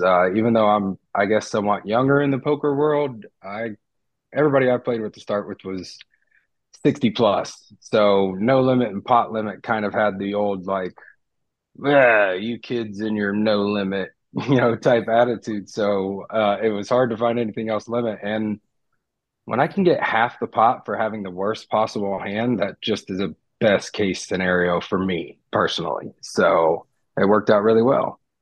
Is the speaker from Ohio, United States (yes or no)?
yes; Ohio, United States; moved away; Being born and raised in Ohio, I wrestled from as long as I can really remember.